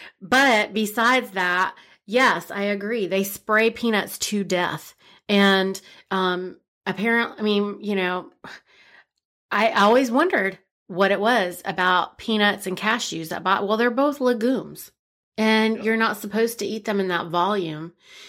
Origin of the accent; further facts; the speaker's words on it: India; plus I'm Indian, right?